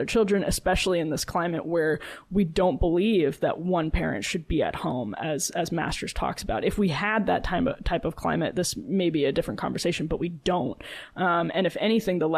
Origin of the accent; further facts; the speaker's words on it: Wisconsin, United States; moved away; Madeline and I grew up in Texas and Wisconsin